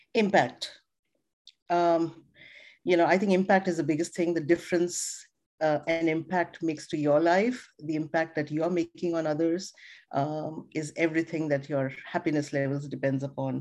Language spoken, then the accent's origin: English; India; moved away; I come from India. I was born in India. I was raised, um, you know, my, my dad was an army doctor